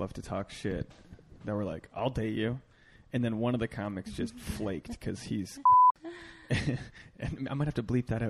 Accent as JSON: {"language": "English", "region": "East Coast", "country": "United States", "moved": "yes", "lives_now": "Los Angeles, United States", "said": "I'm from the East Coast."}